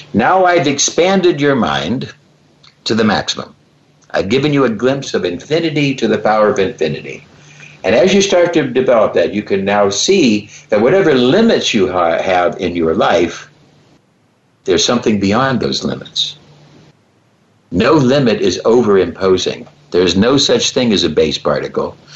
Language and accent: English; Cleveland, Ohio, United States; I love the Cleveland Browns because I'm from Cleveland